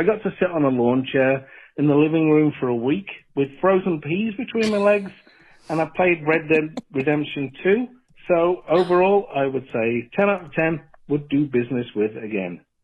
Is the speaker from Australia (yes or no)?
no; England, United Kingdom; accent: English; now in Canada; I've got an English accent